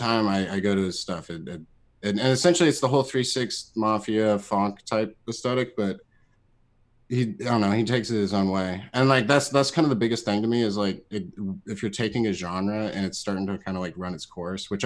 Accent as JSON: {"language": "English", "town": "Columbia", "country": "United States", "tie": "born or raised there"}